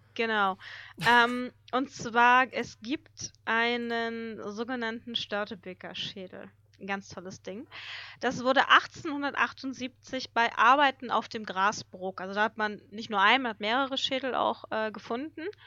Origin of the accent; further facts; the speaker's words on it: Hamburg, Germany; bei uns in Hamburg